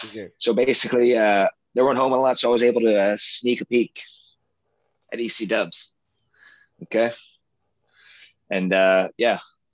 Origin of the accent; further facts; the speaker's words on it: Philadelphia, Pennsylvania, United States; I actually grew up outside. I was born in Philly.